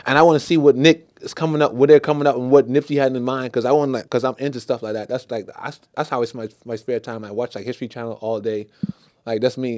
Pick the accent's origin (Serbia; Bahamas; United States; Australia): Bahamas; I'm from the Bahamas. It's all dancehall reggae